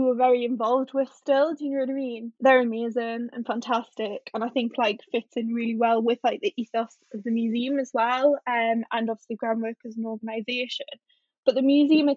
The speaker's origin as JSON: {"language": "English", "area": "North Tyneside", "region": "North East England", "country": "United Kingdom", "tie": "born or raised there", "said": "I'm from North Tyneside, so I'm the other side of the river"}